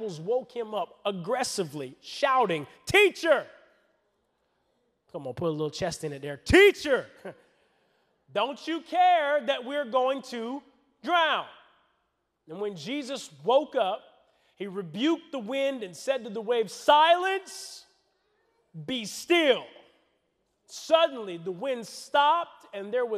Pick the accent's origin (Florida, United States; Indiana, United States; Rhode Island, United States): Florida, United States; I'm from Florida.